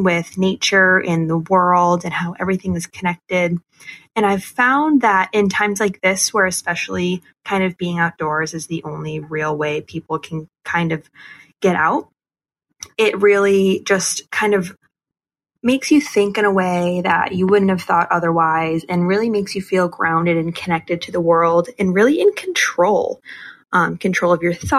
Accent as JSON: {"language": "English", "region": "Massachusetts", "country": "United States", "said": "I'm 24 and I'm from Massachusetts."}